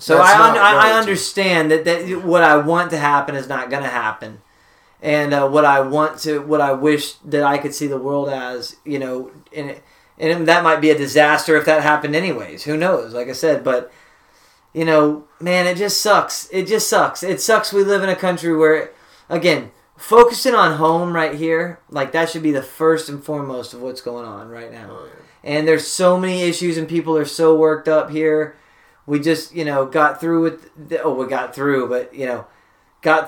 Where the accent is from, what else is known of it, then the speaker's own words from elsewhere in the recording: United States; as an American